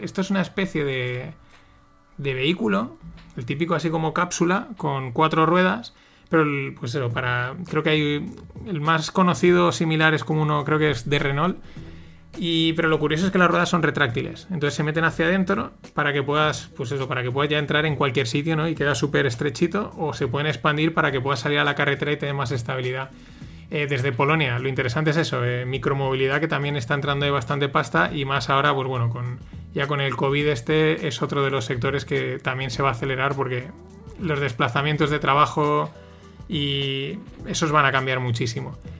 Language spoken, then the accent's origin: Spanish; Spain; los españoles no sabemos vender